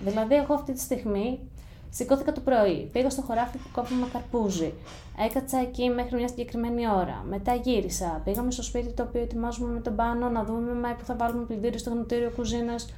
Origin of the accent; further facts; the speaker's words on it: Greece; moved away as an adult; also born or lived in United States; θα είμαι τρεις εβδομάδες στην Ελλάδα και τέσσερις μέρες στο χωριό μου